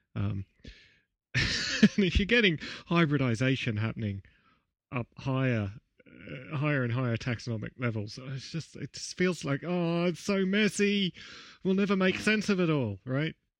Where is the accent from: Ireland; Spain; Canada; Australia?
Australia; Canberra, Australian Capital Territory; in my hometown